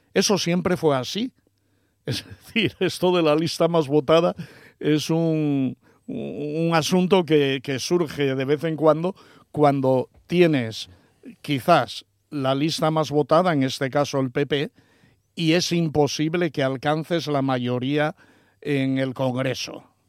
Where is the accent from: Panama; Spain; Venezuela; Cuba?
Spain; Asturias